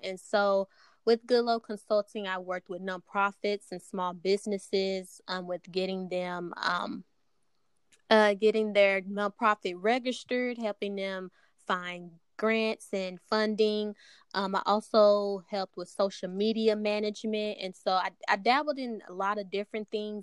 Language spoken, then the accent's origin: English; Dallas, Texas, United States; I'm from Dallas, Texas. Um, born and raised